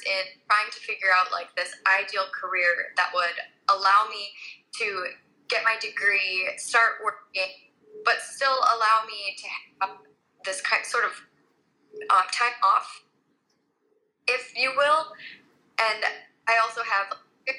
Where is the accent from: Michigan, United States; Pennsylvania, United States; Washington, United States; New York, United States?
Michigan, United States; Southeast; I grew up in Southeast Michigan.